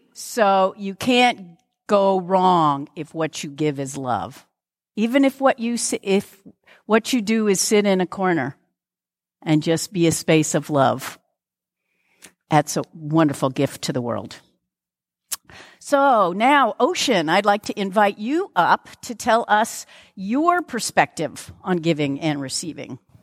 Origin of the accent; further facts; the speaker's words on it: Lakewood, Washington, United States; I'm actually from Lakewood